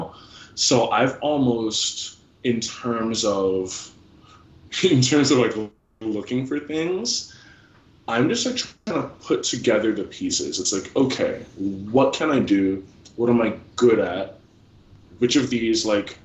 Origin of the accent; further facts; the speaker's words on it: New Jersey, United States; where I grew up in New Jersey